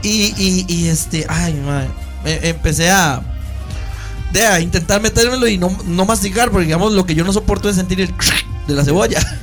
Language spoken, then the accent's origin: Spanish; Costa Rica; soy oriundo de Atillo